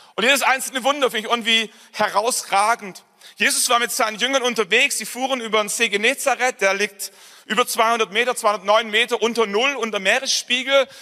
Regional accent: Nördlingen, Bavaria, Germany; ich komme, wie gesagt, aus Nördlingen. Das ist eine Kleinstadt

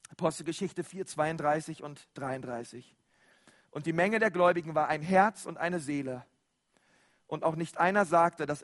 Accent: Germany; wir sind ja Deutsche, ich weiß, und andere sind ein bisschen extrovertierte Deutsche, die erheben ein bisschen mehr ihre Stimme

